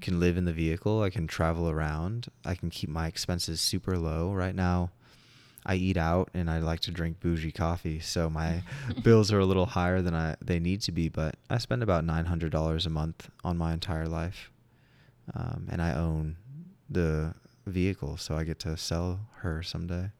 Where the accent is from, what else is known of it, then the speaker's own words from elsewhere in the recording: Long Beach, California, United States; I grew up in Southern California. I was a absolute beach baby